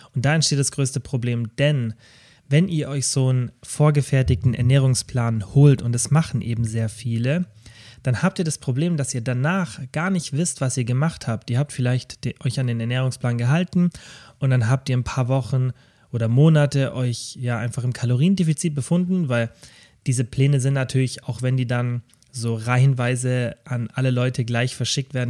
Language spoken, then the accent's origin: German; Kempten, Bavaria, Germany; also born or lived in Stuttgart; in meiner Heimatstadt Kempten